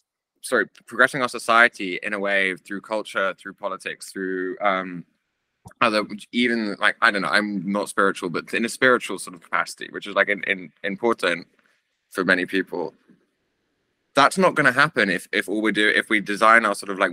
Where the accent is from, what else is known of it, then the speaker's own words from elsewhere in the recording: England, United Kingdom; as an English person